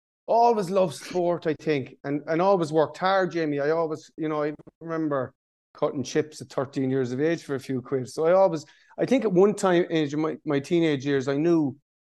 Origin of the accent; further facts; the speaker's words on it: Tralee, Munster, Ireland; now in Dublin, Ireland; growing up in Tralee